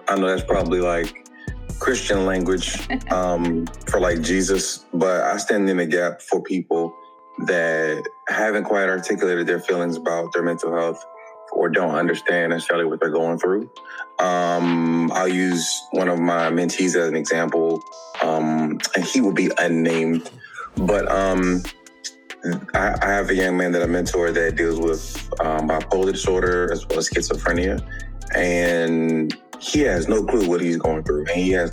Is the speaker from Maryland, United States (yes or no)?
yes; Capitol Heights, Maryland, United States; I'm from the DMV, from Capitol Heights, Maryland.